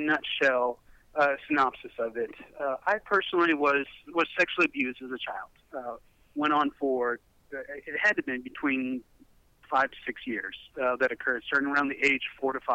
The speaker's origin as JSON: {"language": "English", "region": "Middle Tennessee", "country": "United States", "also_born_or_lived": "Nashville, Tennessee / California", "moved": "as an adult", "said": "I'm from the Middle Tennessee area."}